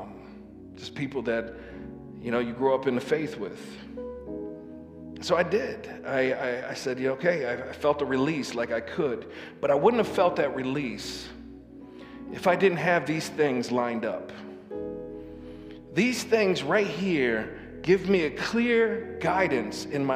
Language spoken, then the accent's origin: English; Lansing, Michigan, United States; moved away as an adult; also born or lived in Saginaw; I grew up in Lansing